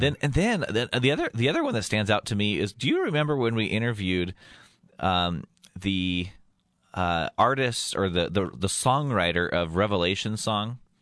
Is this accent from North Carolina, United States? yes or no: no; Yuma, Colorado, United States; moved away; I was doing a little radio show in my hometown of, um, Yuma, Colorado